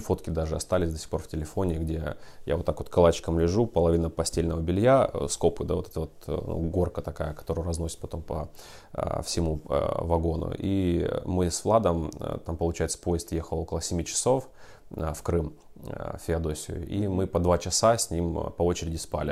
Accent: Ukraine; moved away as an adult; also born or lived in Horlivka; now in Russia; я сам из Украины

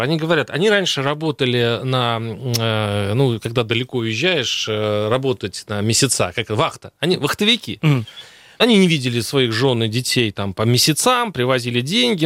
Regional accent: Saransk, Mordovia, Russia; now in Moscow, Russia; я из Саранска, реально из Саранска, но живу просто в Москве.

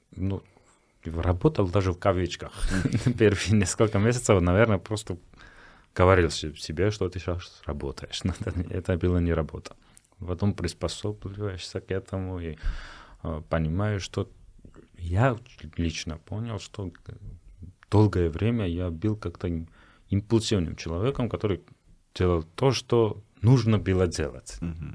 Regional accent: Georgia; я грузин

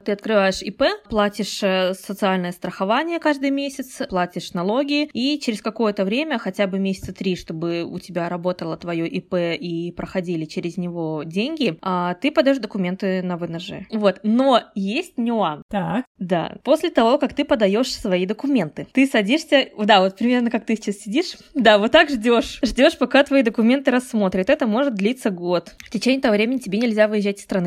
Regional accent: Kazakhstan; moved away as an adult; also born or lived in Russia / Poland; now in Portugal; я родилась и выросла в Казахстане и живу в Португалии

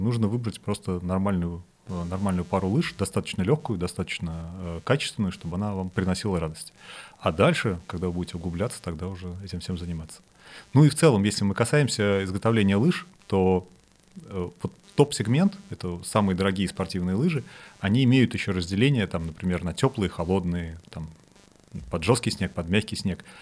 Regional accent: Saint Petersburg, Russia; Я сам из Питера, э, и мы когда в начальной школе ходили на лыжи

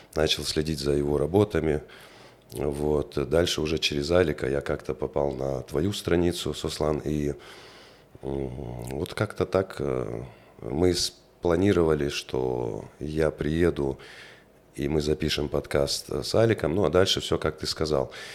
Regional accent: Grozny, Chechnya, Russia; also born or lived in France; now in Vladikavkaz, Russia; я коренной грозненец, э, родился в городе Грозном, вырос в этом городе

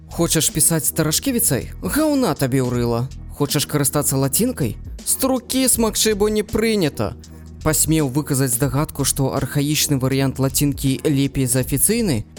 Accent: Mogilev, Mogilev Region, Belarus; Belarusian is a second language; сам нарадзіўся ў магілёве

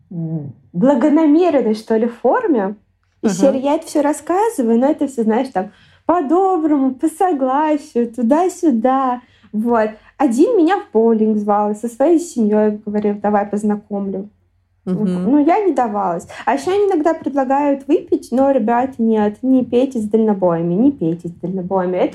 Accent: Moscow, Russia; когда я привыкла, что я там из Москвы, и условно говоря, ну, Москва столица, и на это все должны равняться. Когда я начала ездить много, мне очень часто стали говорить, о, да у вас говор

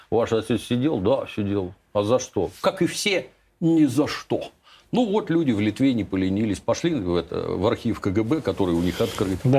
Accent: Kropyvnytskyi, Kirovohrad Oblast, Ukraine; now in Russia; откуда я родом

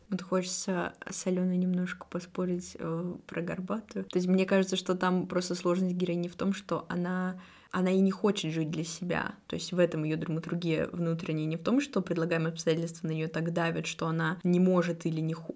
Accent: Perm, Perm Krai, Russia; я пермячка

